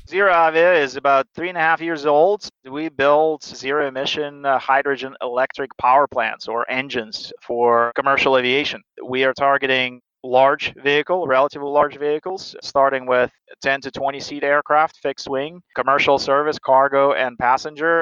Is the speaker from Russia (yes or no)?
yes; Siberia, Russia; moved away as an adult; now in United States; I, I grew up in Siberia.